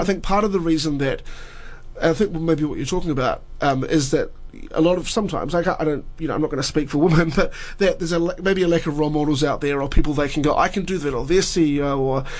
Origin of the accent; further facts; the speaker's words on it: New Zealand; in New Zealand